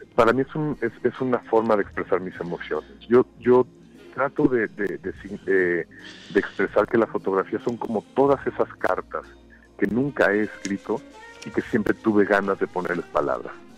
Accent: Mexico; moved away as an adult; also born or lived in United States; moverme hacia los Estados Unidos como un mexicano trabajando fuera

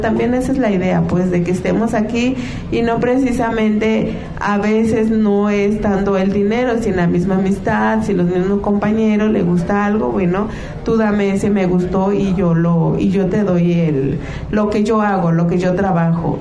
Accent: Mixtec community, La Mixteca, Mexico; nosotros, nuestra comunidad, la mixteca

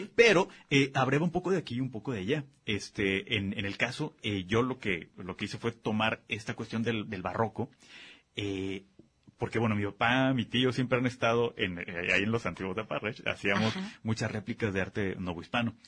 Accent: Guadalajara, Jalisco, Mexico; also born or lived in Zapopan; nací en Guadalajara, vivo en Benjamin

